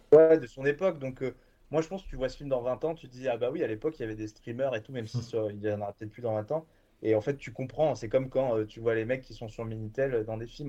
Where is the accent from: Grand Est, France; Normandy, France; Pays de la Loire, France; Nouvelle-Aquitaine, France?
Nouvelle-Aquitaine, France; Bordeaux; moved away as an adult; also born or lived in Lyon; now in Paris, France; je viens de, Bordeaux, je viens de Bordeaux, à la base